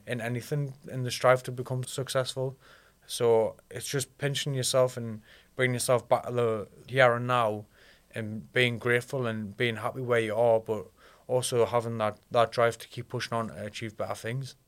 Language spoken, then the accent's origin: English; Alnwick, North East England, United Kingdom; also born or lived in Ashington; I was raised in Annick